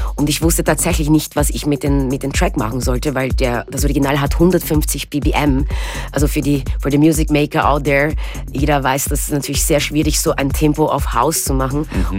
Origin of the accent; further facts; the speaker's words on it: Austria; also born or lived in Brazil; now in Berlin, Germany; Ich bin da geboren genau. und ich bin auch in Österreich aufgewachsen